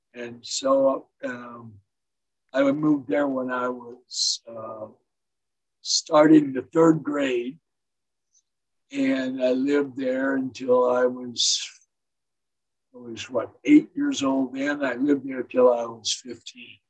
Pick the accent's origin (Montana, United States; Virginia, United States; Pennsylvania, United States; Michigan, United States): Michigan, United States; Detroit; also born or lived in St. Clair Shores, Michigan; I was born in Detroit, Michigan um, where my parents lived in St. Clair Shores